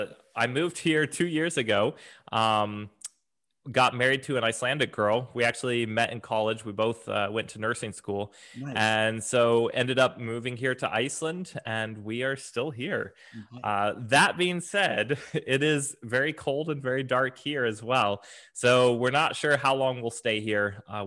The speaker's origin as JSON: {"language": "English", "region": "Alaska", "country": "United States", "tie": "born or raised there", "also_born_or_lived": "Oregon / Tennessee / Japan", "said": "I was born in Oregon, spent a majority of my time living in Alaska, and then the last few years was in Tennessee."}